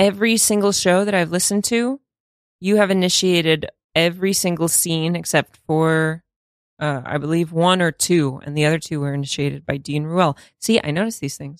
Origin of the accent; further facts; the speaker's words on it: Russia; now in United States; I'm from Russia